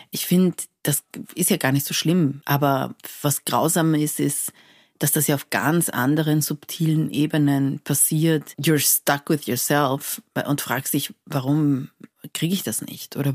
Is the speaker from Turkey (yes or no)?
no; Iran; neulich hat mich jemand gefragt, wo ich herkomme und ich habe gesagt, ich komme aus Persien.